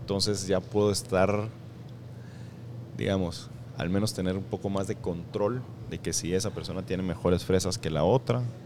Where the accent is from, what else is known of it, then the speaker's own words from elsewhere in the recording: Escuintla, Guatemala; now in Guatemala City, Guatemala; soy de Escuintla